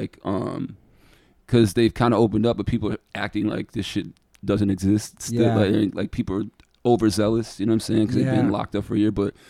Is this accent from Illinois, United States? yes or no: no; Geneva, New York, United States; I grew up in Geneva. Geneva's a super small town